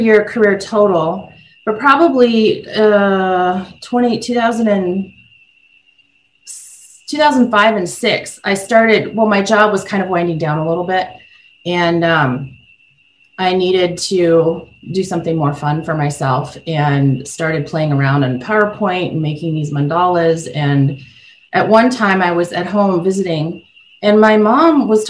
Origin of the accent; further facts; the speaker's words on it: South Dakota, United States; as a young girl, I grew up in South Dakota.